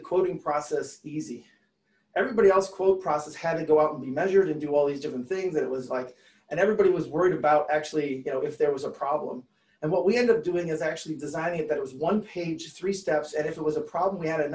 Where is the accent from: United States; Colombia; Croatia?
United States; Detroit, Michigan; I'm from Detroit